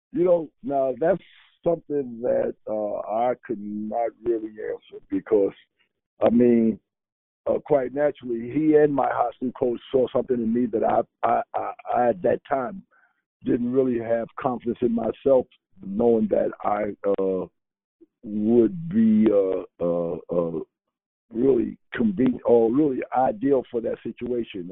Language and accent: English; New York City, New York, United States; moved away; also born or lived in Chapel Hill; growing up in Harlem